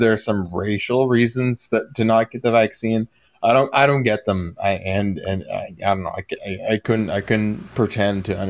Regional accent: Ontario, Canada; we're both Ontarians

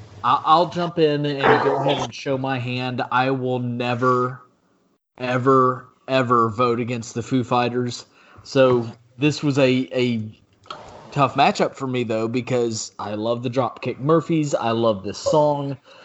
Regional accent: Ireland; So I have shamed myself and shamed my home country, Mother Ireland. I'm sorry.

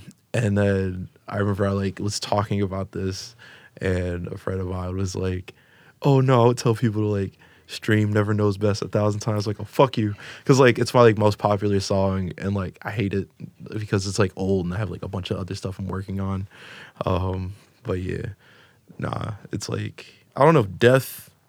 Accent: Florida, United States; Chicago. I'm from Florida. It's different. It's different. Whiter, and like I said, it's whiter Spanish.

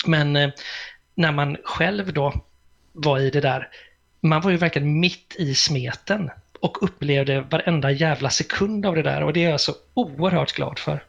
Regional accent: Gothenburg, Västra Götaland, Sweden; jag kommer ju från Göteborg och Bildal

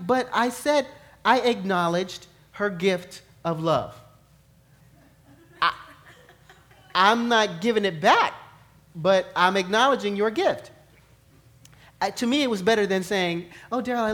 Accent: New York, United States; growing up in New York

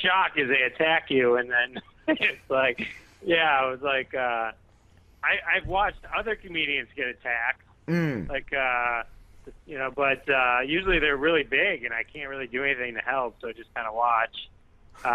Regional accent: Detroit, Michigan, United States; Yeah, from suburb of Detroit, Michigan.

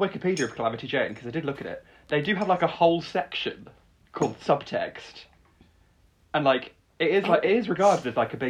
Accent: Peak District, East Midlands, United Kingdom; I grew up in the Peak District, I would go up to a hill and then be like, I am gay.

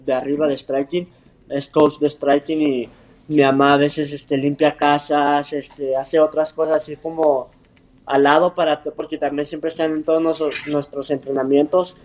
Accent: Clovis, New Mexico, United States; moved away; yo nací en Estados Unidos, ah, en un pueblo chiquito que se llama Clovis, Nuevo México

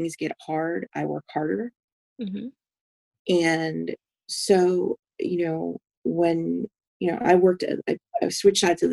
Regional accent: New York, United States; I grew up in New York. New York is home to me.

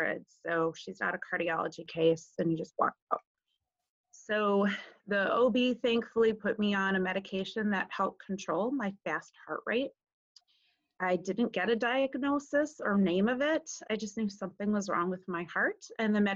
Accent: northeast Wisconsin, United States; I grew up on a dairy farm in northeast Wisconsin, about 40 minutes north of Lambeau Field

